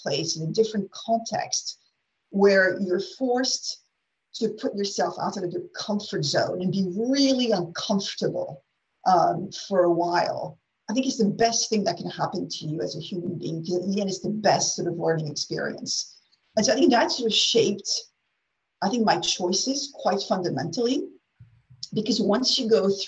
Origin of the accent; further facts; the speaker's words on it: France; English is a second language; also born or lived in United States; I'm French national, regular French girl, born in France, educated in France